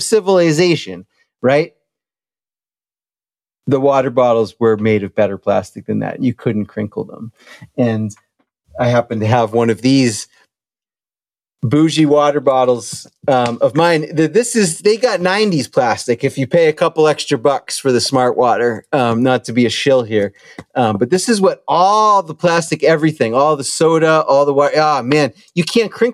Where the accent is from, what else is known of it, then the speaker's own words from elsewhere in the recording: Townsend, Massachusetts, United States; growing up in Townsend